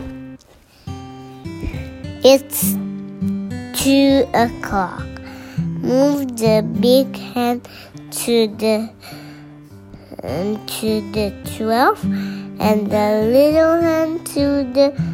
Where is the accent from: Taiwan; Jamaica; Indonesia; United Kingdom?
Indonesia; I'm going from Indonesia